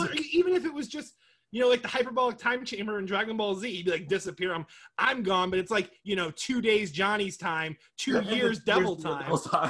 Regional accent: Florida, United States; I'm from Florida, so I mean, we got Florida men, you know.

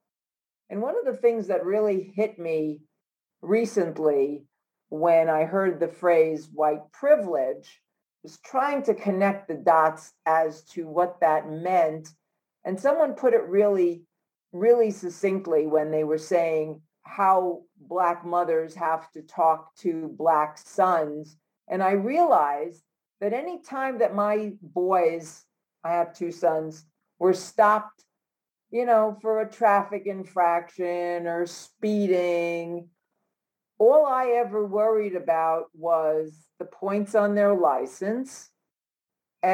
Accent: New York City, New York, United States; Growing up in New York City

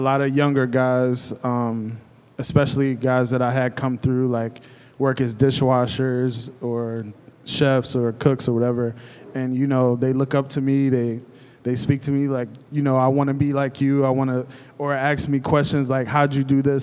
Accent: Cleveland, Ohio, United States; now in Lancaster, United States; I'm originally from Cleveland

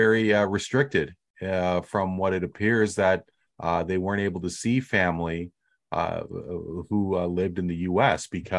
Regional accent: United States; being the American born and raised in this panel

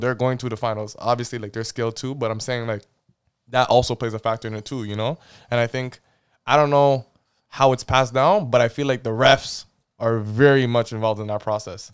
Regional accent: Toronto, Ontario, Canada; moved away as an adult; now in Sudbury, Canada; born and raised in Toronto.

